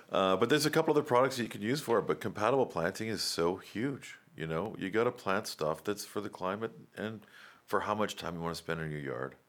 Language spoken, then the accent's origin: English; Raleigh, North Carolina, United States; I grew up in Raleigh